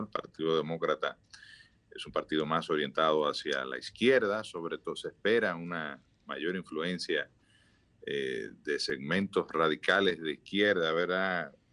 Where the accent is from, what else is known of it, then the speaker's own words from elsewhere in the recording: Dominican Republic; todos somos dominicanos y queremos eh, que nuestro país salga lo mejor